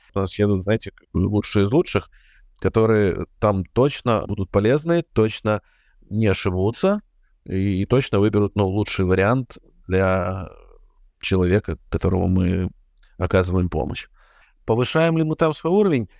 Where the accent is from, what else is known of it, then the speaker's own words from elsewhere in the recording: Ukraine; я, как и все украинцы